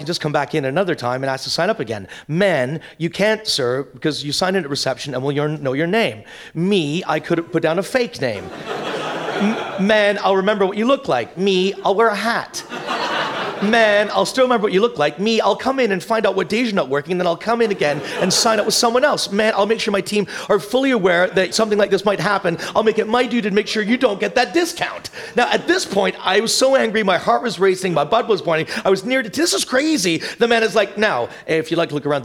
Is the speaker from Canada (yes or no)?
yes; Canada; because I'm Canadian